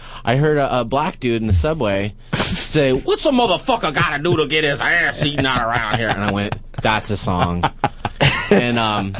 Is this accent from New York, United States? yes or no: no; Walnut Creek, California, United States; I'm from San Francisco, Walnut Creek.